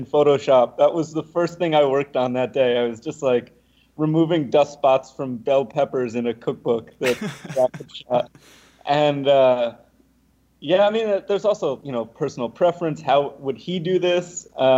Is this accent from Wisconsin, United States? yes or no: no; Ossining, New York, United States; also born or lived in Albany; my hometown, from Ossining